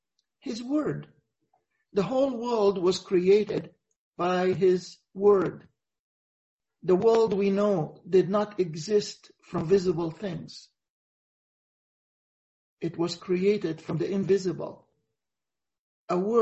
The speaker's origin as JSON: {"language": "English", "country": "Egypt", "said": "it happened in our country, in Mount Sinai"}